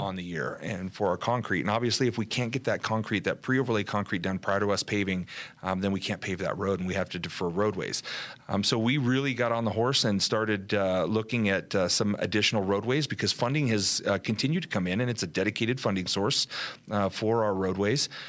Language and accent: English; Southern California, United States; moved away; we're originally from Southern California